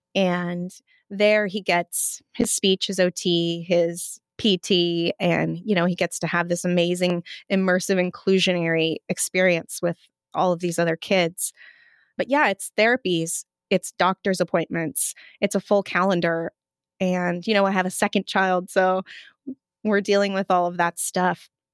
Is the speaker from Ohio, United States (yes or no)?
no; Montana, United States; moved away; also born or lived in Washington State; growing up in Montana